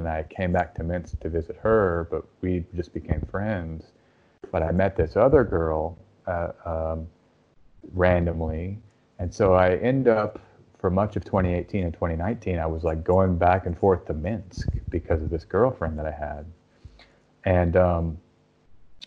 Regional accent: Austin, Texas, United States; I'm from Austin

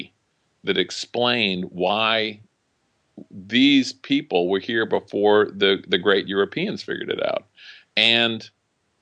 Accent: United States; I'm an American.

